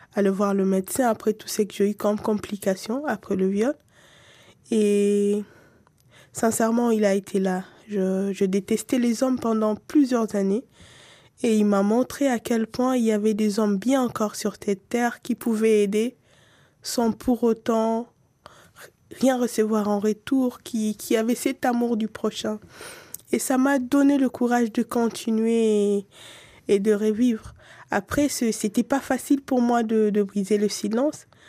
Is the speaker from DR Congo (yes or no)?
yes; DR Congo; en tant que Congolaise, en tant que quelqu'un qui aime son pays